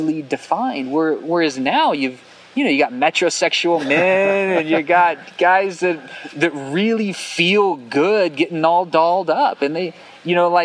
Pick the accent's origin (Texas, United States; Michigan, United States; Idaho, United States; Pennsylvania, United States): Texas, United States; South Central; I'm from South Central Texas